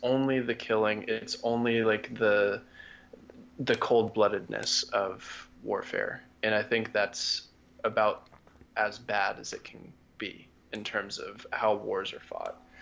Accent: United States; as an American

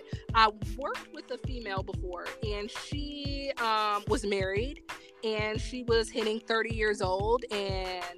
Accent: Fort Wayne, Indiana, United States; growing up in Fort Wayne, Indiana

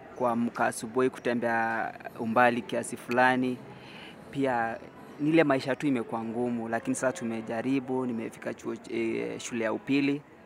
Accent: Narok County, Kenya; nimetoka kaunti ya Narok

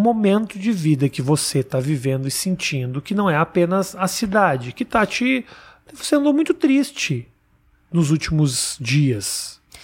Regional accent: Porto Alegre, Rio Grande do Sul, Brazil; also born or lived in São Paulo; now in New York, United States; eu nasci em Porto Alegre, né? E a gente usa arredar.

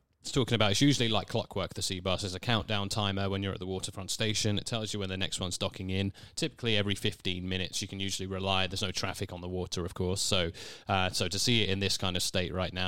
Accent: Herne Bay, South East England, United Kingdom; born or raised there; accent: English; moved away as an adult; also born or lived in Beltinge; now in Canada

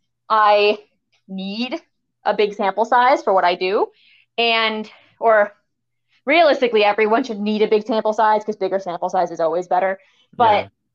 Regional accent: New Hampshire, United States; I'm from New Hampshire. We have bears or moose

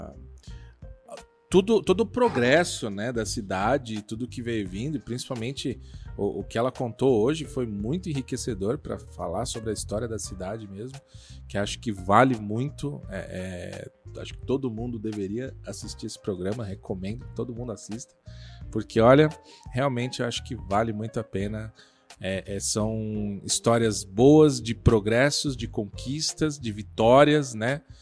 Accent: São Paulo, Brazil; eu sou do ABC

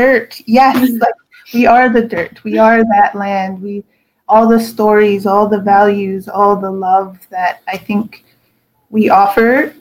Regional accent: Cochiti, New Mexico, United States; I grew up in Cochiti, Kutiet, as we call it, which is a small community of 800 people

